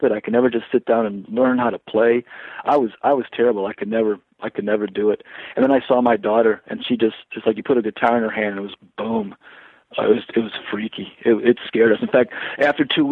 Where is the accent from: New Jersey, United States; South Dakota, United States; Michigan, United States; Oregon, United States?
Michigan, United States; Detroit; I was born in Detroit. I grew up in Detroit until we 13, and then we moved out to the burbs